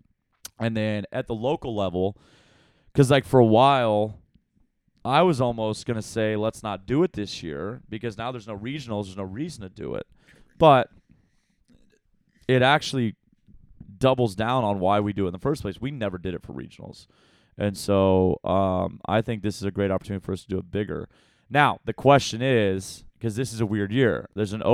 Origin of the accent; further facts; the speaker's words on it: Texas, United States; We have manners down in Texas.